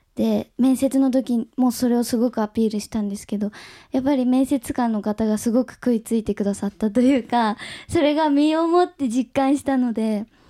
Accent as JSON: {"language": "Japanese", "region": "Nagasaki", "country": "Japan", "tie": "born or raised there", "said": "私長崎出身"}